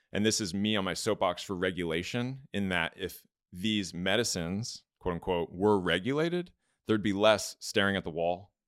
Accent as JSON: {"language": "English", "town": "Los Angeles", "region": "California", "country": "United States", "tie": "born or raised there", "also_born_or_lived": "Georgia", "moved": "as an adult", "said": "growing up in Los Angeles"}